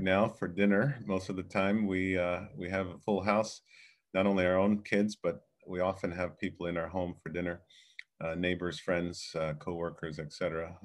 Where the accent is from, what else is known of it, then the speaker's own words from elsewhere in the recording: Fort Lauderdale, Florida, United States; also born or lived in Jamaica; now in Chicago, United States; came here in nineteen seventy-seven with my parents as a nine-year-old boy and grew up in Fort Lauderdale